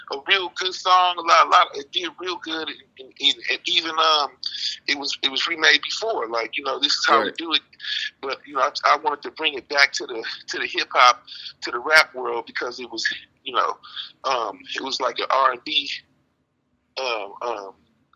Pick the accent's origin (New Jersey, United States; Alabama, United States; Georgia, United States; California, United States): California, United States; Bay Area; also born or lived in Texas; I was born in Texas and I was raised in the Bay Area.